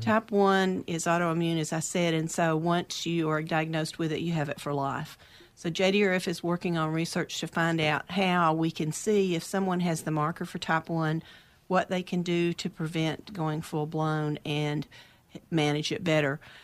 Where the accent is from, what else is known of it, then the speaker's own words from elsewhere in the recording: outside of Dallas, Texas, United States; moved away as an adult; now in Oregon, United States; I grew up outside of Dallas in a small town, but I s, my adult life was mainly in Dallas